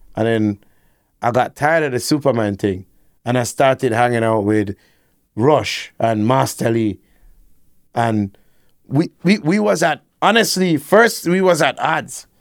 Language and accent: English; Kingston, Jamaica; I grew up, like, you know, uptown, but maybe in Ligani